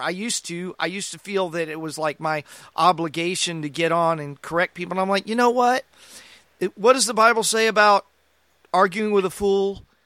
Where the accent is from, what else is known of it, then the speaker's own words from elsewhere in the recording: United States; as American Christians, we have a dual citizenship